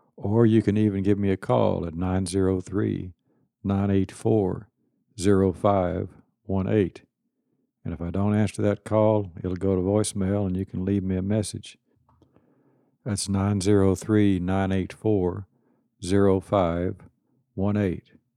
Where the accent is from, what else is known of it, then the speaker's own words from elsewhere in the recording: Kilgore, Texas, United States; I was born in Kilgore, Texas, and nineteen fifty-two, graduated Kilgore High School, nineteen seventy, Kilgore College, nineteen seventy-two